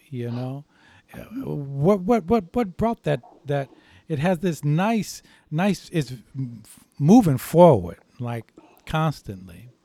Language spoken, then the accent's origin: English; St. Louis, Missouri, United States; I'm from St. Louis